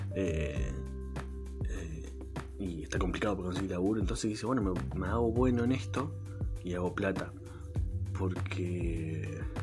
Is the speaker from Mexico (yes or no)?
no; Argentina; acá en Argentina no somos así